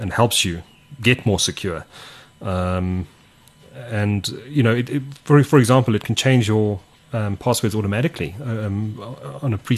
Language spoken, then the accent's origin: English; South Africa; as a South African